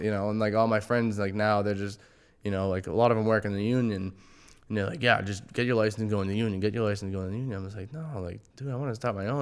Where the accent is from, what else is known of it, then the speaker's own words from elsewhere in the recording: Massachusetts, United States; we're from Mass